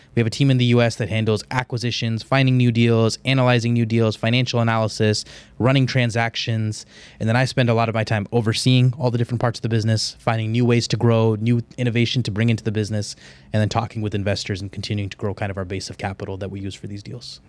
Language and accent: English; Houston, Texas, United States; I'm from Houston. I know Houston like the back of my hand